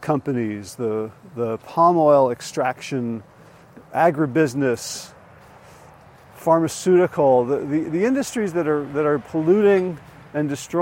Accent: New Jersey, United States; where I grew up in North Jersey

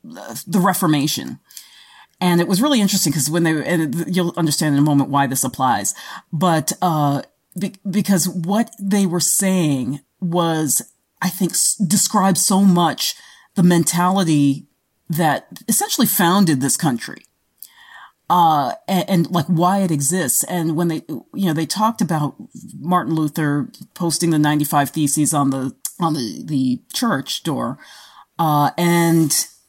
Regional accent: Australia; And like I said, I'm translating from the Australian. we say things just a little bit differently.

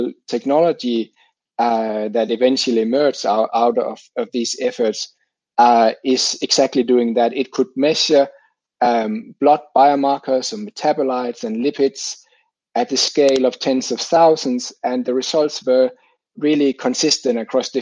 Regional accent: Denmark; moved away as an adult; now in Finland; I grew up in Denmark

